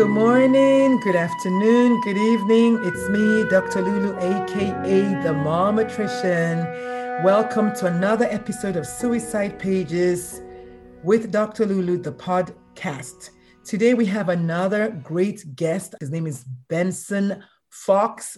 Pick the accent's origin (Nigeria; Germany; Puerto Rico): Nigeria; I'm Nigerian